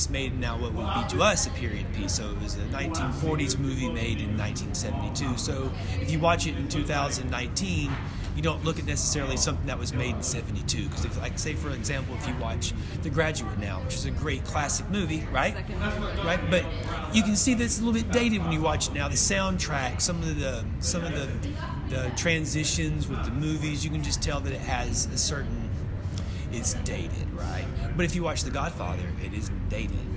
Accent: Overton, Texas, United States; being from a small town, I'm from Overton

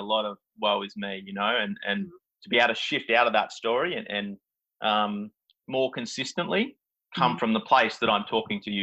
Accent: Gold Coast, Queensland, Australia; moved away; I'm from the Gold Coast originally

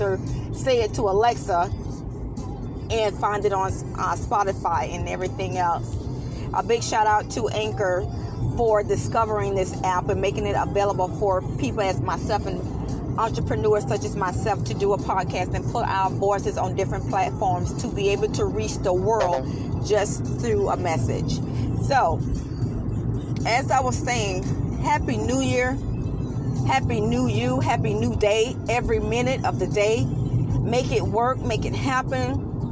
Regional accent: United States; we as American people

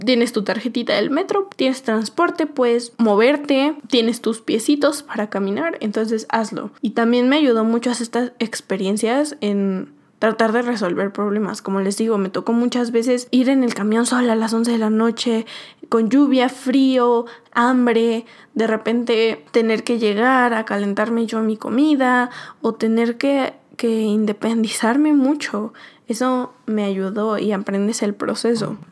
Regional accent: Mexico; moved away as an adult; no estaba en mi México, no estaba en mi país no tenía mi familia

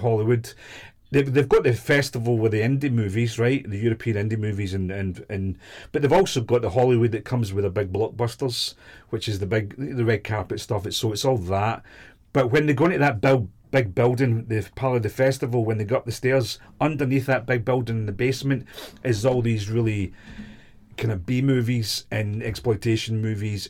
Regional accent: Glasgow, Scotland, United Kingdom; moved away as an adult; also born or lived in London; I was from Glasgow

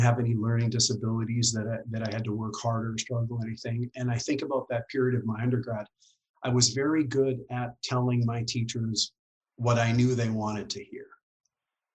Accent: Dawson Creek, British Columbia, Canada; moved away as an adult; also born or lived in Kelowna / Victoria; I grew up in Dawson Creek, had a great family.

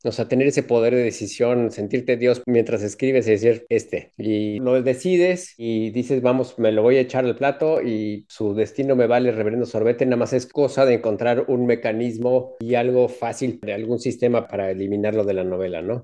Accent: Mexico City, Mexico; now in Texas, United States; sí soy chilango y sí vivo en Texas

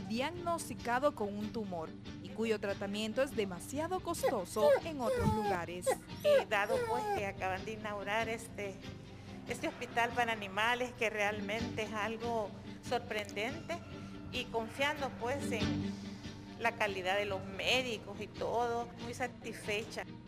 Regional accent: El Salvador

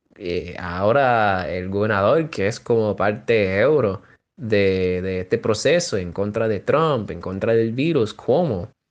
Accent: New York, United States; puertorriqueño de, Nueva York, del barrio

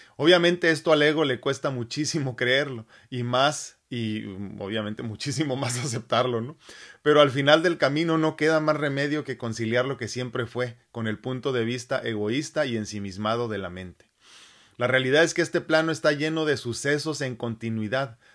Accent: Mexico City, Mexico; si yo nací en México, Distrito Federal

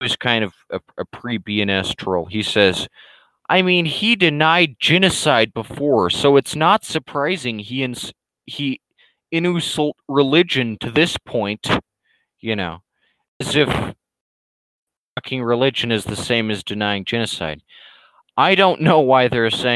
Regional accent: United States; an American

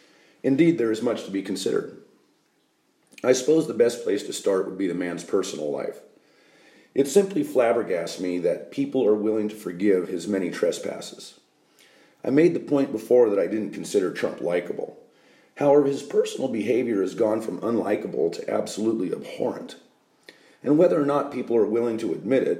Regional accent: United States; I am an American

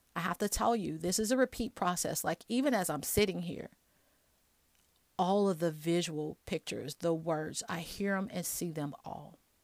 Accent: Chicago, Illinois, United States; moved away; also born or lived in Alabama; I'm from Chicago

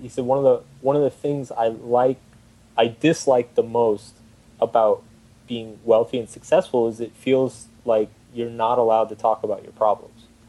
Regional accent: Austin, Texas, United States; moved away; I'm originally from Austin, Texas

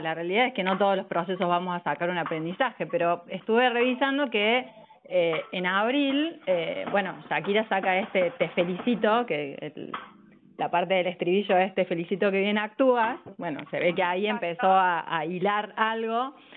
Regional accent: Córdoba, Argentina; also born or lived in Villa María; de Córdoba Capital, un, un poco y un poco, Córdoba Capital y Villa María

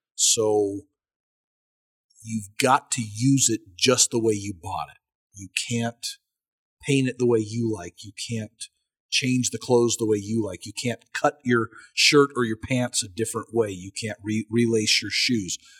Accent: United States; as an American

